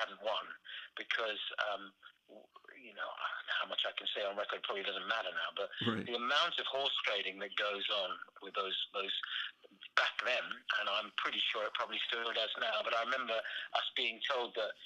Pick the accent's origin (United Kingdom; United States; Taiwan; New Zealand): United Kingdom; as a Brit